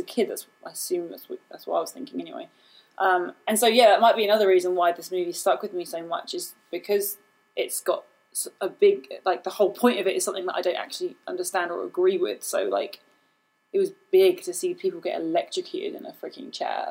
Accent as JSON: {"language": "English", "region": "England", "country": "United Kingdom", "tie": "born or raised there", "accent": "British", "moved": "yes", "said": "I grew up in England"}